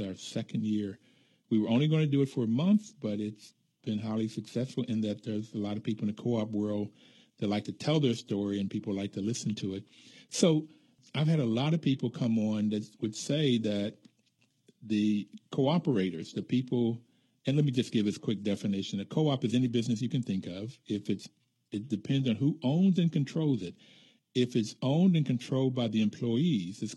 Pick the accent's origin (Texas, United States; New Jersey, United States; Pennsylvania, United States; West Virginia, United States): West Virginia, United States; moved away; also born or lived in California; Growing up in West Virginia